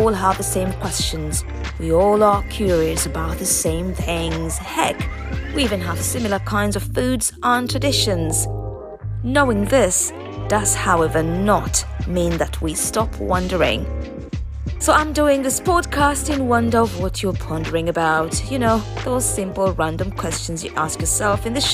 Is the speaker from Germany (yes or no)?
no; Busia, Western, Kenya; also born or lived in Waluka, Kenya / Nairobi, Kenya / Beijing, China / Shanghai, China; now in London, United Kingdom; I was born in Kenya, brought up in a very small village called Waluka in the western part of Kenya until the age of 8 when I moved to live with my relatives in Busia, a small town also in western Kenya